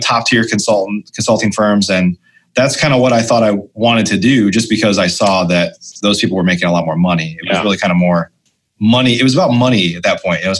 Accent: Illinois, United States; moved away as an adult; also born or lived in Chicago; now in Dallas, United States; I grew up in Illinois

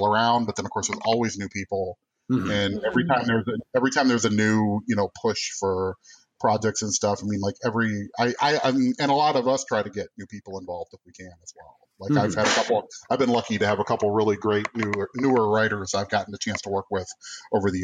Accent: Iowa, United States; also born or lived in Bloomington, Indiana; now in Chicago, United States; growing up in Iowa

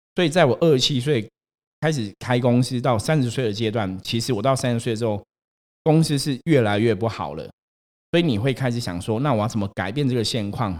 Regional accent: Taipei, Taiwan; 我小时候啊，因为我们家住士林，所以我们也会去逛那种士林夜市

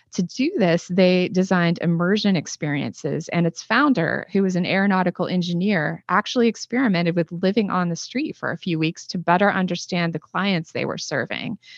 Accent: Northeast Ohio, United States; I'm originally from Northeast Ohio, and, uh, it's very industrialized there

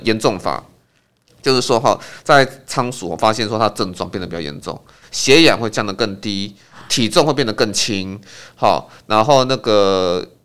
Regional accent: Taiwan; 我们台湾人

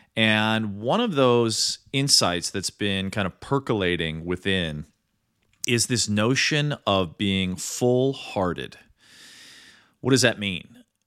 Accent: Midwest, United States; also born or lived in New York; now in Los Angeles, United States; growing up in the Midwest.

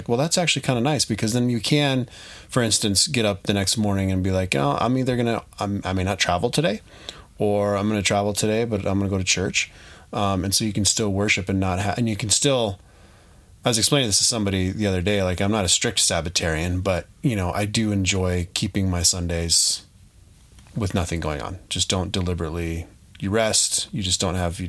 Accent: Denver, Colorado, United States; moved away; I'm from Denver

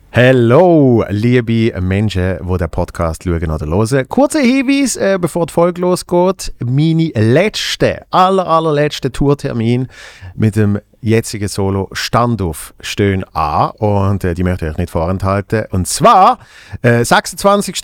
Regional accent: Basel, Basel-Stadt, Switzerland; in meiner Heimatstadt in Basel

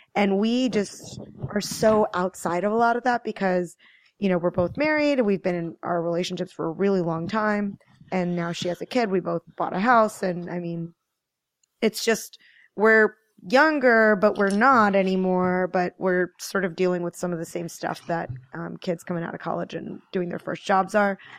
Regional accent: Maryland, United States; moved away as an adult; also born or lived in New York City area / New Jersey; now in Hudson Valley, United States; I grew up in Maryland, but I've kinda lived in the New York City area in Jersey for, like, fourteen years

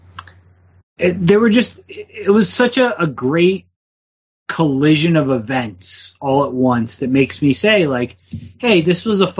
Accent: Canton, Ohio, United States; my hometown of Canton

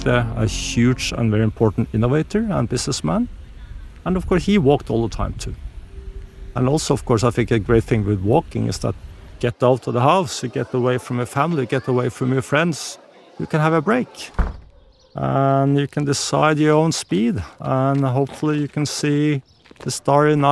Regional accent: Norway; I grew up in Norway, we're close to nature

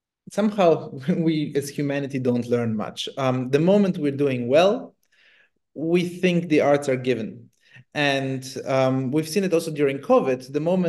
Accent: Germany; also born or lived in Italy; I grew up in Germany or beginning in Italy, so it was quite open for me.

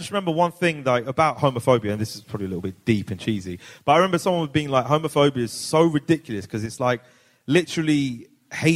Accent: Hounslow, London, United Kingdom; I'm from Hounslow. We had NFs there growing up

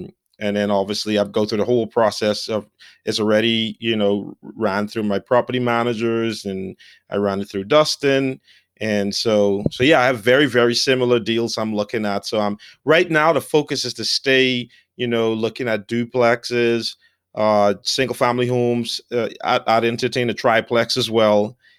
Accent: Bahamas; moved away as an adult; now in United States; so I grew up in the Bahamas on the islands. A lot of people never even left the island or went from one end to the other.

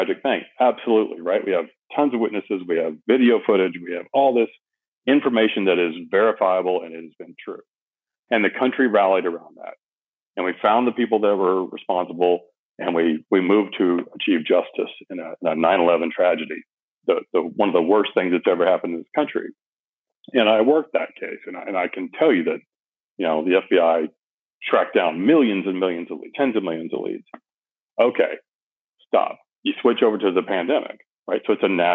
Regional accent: United States; I am American patriot to the core

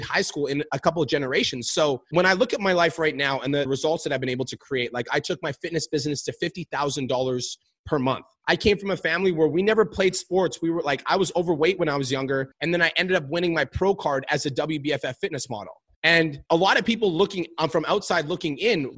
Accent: Calgary, Alberta, Canada; I was born and raised in Calgary, Alberta.

